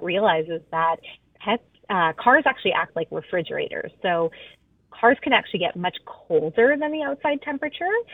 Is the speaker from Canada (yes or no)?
yes; Alberta, Canada; now in Vancouver, Canada; I grew up in Alberta